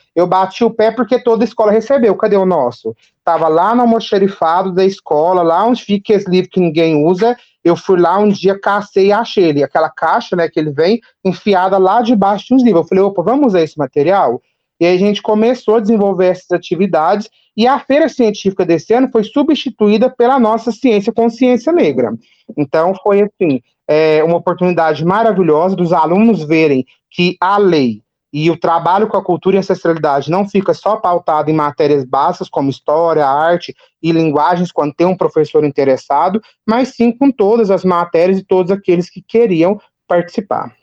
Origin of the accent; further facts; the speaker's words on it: Capinópolis, Minas Gerais, Brazil; also born or lived in Ituiutaba; eu sou de, do Triângulo Mineiro, de Minas Gerais, da cidade de Capinópolis